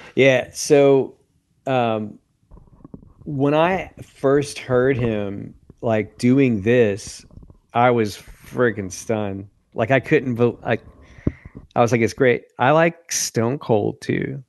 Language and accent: English; Lewisburg, Tennessee, United States; my hometown in Lewisburg, Tennessee.